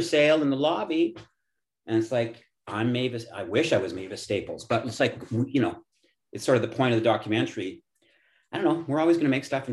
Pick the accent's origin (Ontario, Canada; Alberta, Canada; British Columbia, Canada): Alberta, Canada; Edmonton; I'm from Edmonton.